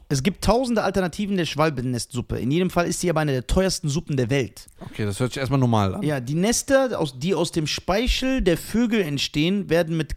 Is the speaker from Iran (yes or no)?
yes; Iran; Ja, ich bin doch Iraner.